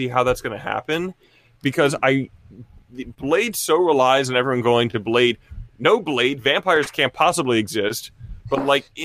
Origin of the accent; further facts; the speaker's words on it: New Orleans, Louisiana, United States; I grew up in New Orleans